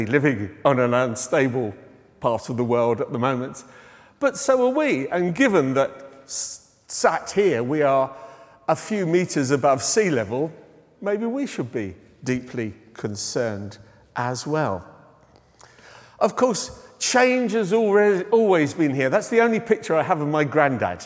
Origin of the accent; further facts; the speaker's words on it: United Kingdom; being British